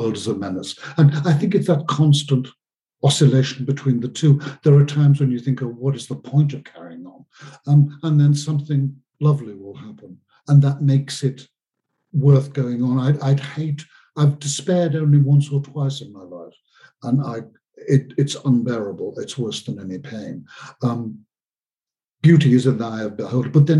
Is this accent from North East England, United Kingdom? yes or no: no; Liverpool, North West England, United Kingdom; When I was a child growing up in Liverpool in the mid-50s